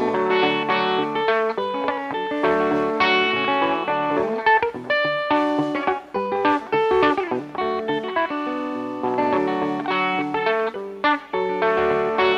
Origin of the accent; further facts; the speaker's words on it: Jackson, Kentucky, United States; I'm from Breathitt County, Kentucky. Grew up in a little town called Jackson